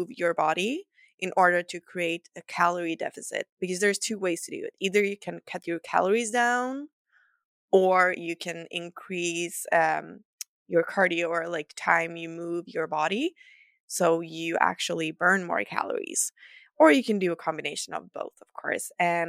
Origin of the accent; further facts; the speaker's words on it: Sweden; accent: Swedish; English is a second language; remember, I'm not a native English speaker, so excuse some of my errors, and I hope you will enjoy my lovely Swedish accent.